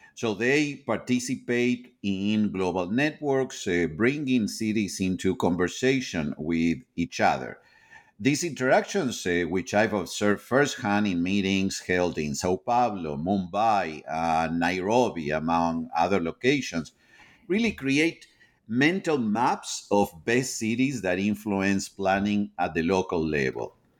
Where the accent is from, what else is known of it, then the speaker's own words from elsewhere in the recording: Argentina; moved away as an adult; now in United States; I am originally from Argentina.